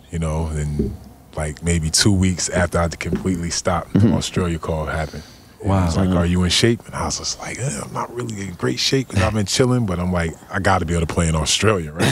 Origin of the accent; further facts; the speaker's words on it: New Jersey, United States; moved away as an adult; also born or lived in Indiana; I was born in New Jersey.